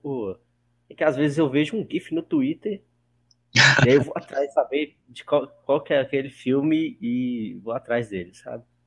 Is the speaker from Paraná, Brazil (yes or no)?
no; Pirapora, Minas Gerais, Brazil; moved away as an adult; now in Belo Horizonte, Brazil; Eu moro em BH, mas nasci em Pirapora, que é uma cidade de 50 mil habitantes